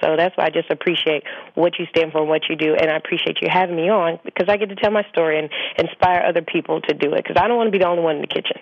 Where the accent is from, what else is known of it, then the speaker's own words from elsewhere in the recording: the South, United States; growing up in the South, I mean, we barbecue year round.